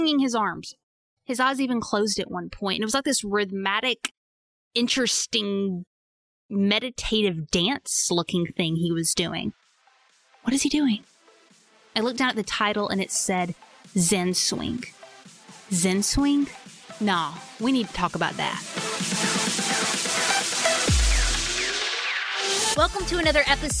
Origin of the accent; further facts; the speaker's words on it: Arkansas, United States; I'm from Arkansas.